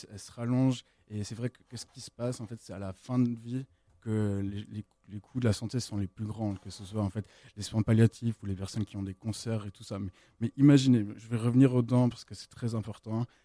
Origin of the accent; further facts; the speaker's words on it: Switzerland; also born or lived in United States; moi je suis suisse-américain, j'ai vécu plusieurs temps aux États-Unis.